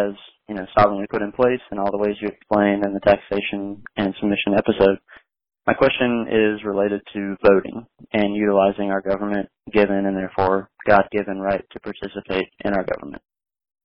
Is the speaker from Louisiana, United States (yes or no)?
no; Virginia, United States; moved away as an adult; now in Hawaii, United States; I'm originally from Virginia.